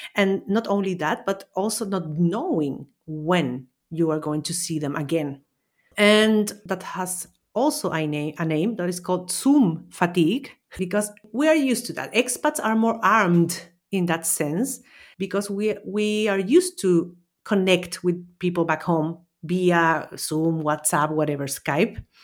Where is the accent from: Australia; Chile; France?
Chile; also born or lived in Austria; now in Valencia, Spain; I'm originally from Chile, Austrian citizen, and I'm currently living in Valencia, Spain, for almost three years